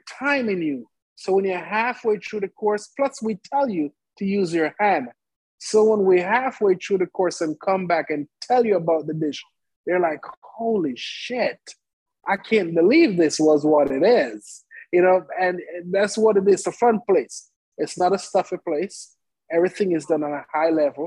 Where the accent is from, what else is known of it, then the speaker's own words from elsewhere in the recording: Jamaica; now in Oklahoma City, United States; I grew up in Jamaica in an Indian family.